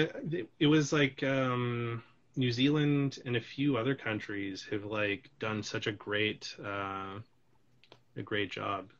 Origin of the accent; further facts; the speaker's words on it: British Columbia, Canada; also born or lived in Calgary, Alberta; I grew up in British Columbia